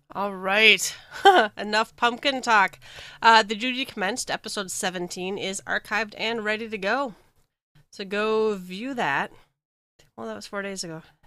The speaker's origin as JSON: {"language": "English", "region": "Minnesota", "country": "United States", "said": "I'm from Minnesota"}